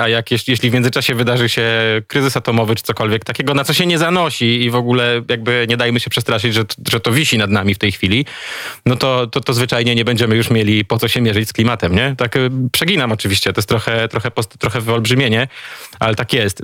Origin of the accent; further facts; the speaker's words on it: eastern voivodeships of Poland, eastern Poland, Poland; moved away; Mam dobry kontakt ze wschodnimi województwami Polski, skąd pochodzę